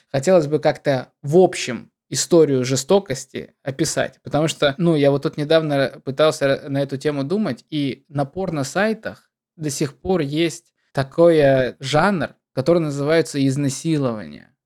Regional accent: Deputatsky, Sakha Republic, Russia; also born or lived in Yakutsk; now in Moscow, Russia; я родился в Депутатске, это такой посёлок на берегу Мариуполя, а в Якутске я прожил просто семь лет

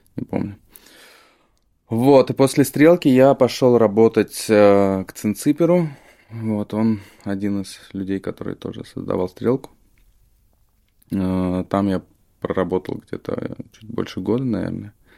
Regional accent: Moscow, Russia; Я из Москвы, да. Вот. У меня родители, они из Тбилиси вообще

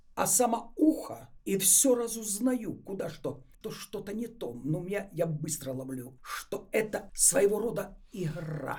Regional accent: Ukraine; now in Moscow, Russia; Я сама из Украины. Вся молодость моя там на Украине прошла.

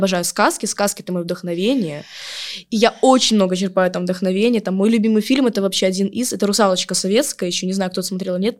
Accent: Yalta, Crimea, Ukraine; я девочка из Ялты, которая в шестнадцать в лет

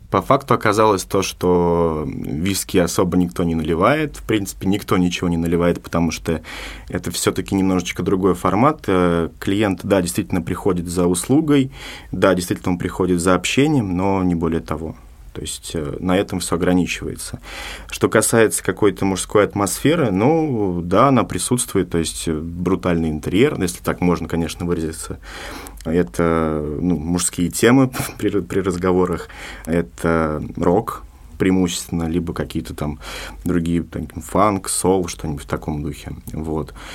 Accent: Moscow, Russia; moved away as an adult; now in Sergiev Posad, Russia; я сам из Москвы

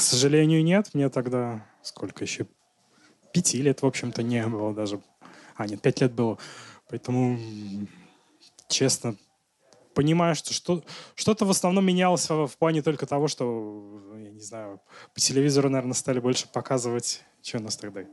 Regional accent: Nizhny Tagil, Sverdlovsk Oblast, Russia; Я тоже из Нижнего Тагила

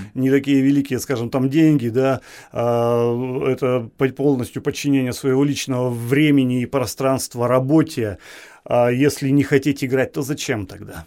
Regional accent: Tobolsk, Tyumen Oblast, Russia; я коренной табаляк, я э, ну, как бы это громко не звучало, я патриот своей, своего города. Ну, скажем, патриот своей малой родины. Я горжусь, что я рожден в этом городе

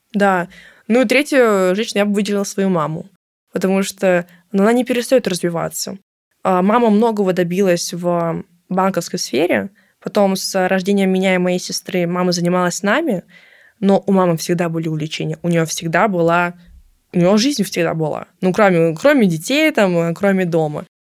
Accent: Moscow, Russia; из Москвы

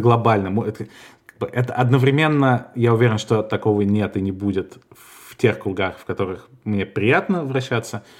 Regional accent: Russia; moved away as an adult; now in Spain; я из России

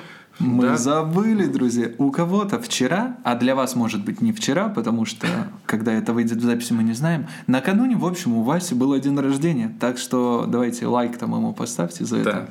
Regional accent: Borzya, Zabaykalsky Krai, Russia; now in Irkutsk, Russia; Я родом из Забайкальского края, город Борзя

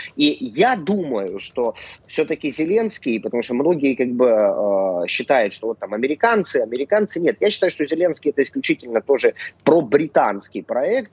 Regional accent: Crimea, Ukraine; нас называли соотечественниками за рубежом ну как я, человек, живущий в Крыму

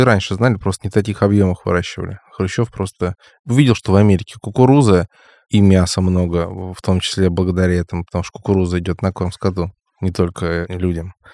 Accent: Crimea, Ukraine; в моём крымском детстве

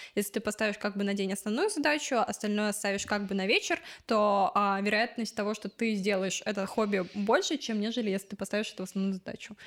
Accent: Odesa, Odesa Oblast, Ukraine; я пошла в еврейский культурный центр, потому что я из Одессы

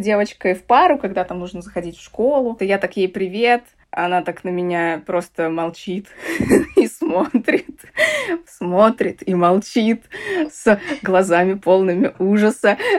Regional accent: Saratov, Saratov Oblast, Russia; я из Саратова

